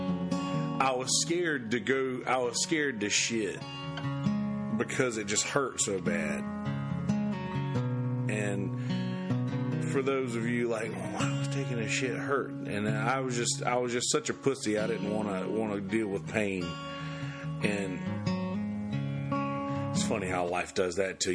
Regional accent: Bennettsville, South Carolina, United States; moved away; I used to go to Bennettsville. I used to go back to my hometown to see my grandmother

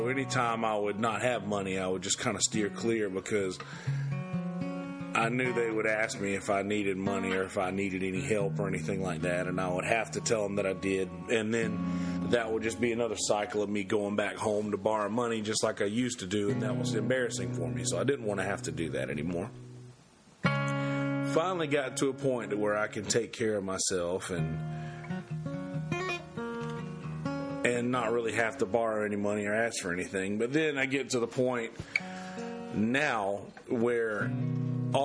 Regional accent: Bennettsville, South Carolina, United States; moved away; I used to go to Bennettsville. I used to go back to my hometown to see my grandmother

